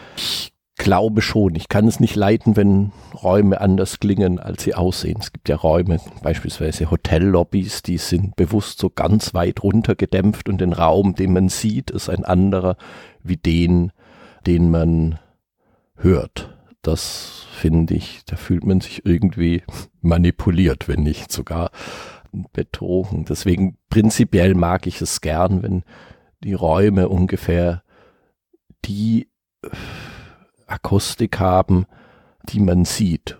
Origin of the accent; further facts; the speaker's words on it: near Marbach, Baden-Württemberg, Germany; Literaturmuseum der Moderne in Marbach, das eben ungefähr dort, wo ich geboren bin